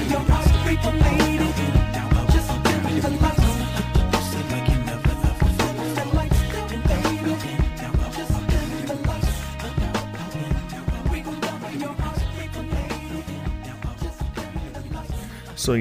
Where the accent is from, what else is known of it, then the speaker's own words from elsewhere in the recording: Norfolk, Virginia, United States; I'm from Norfolk, but I grew up in between Virginia Beach and Norfolk.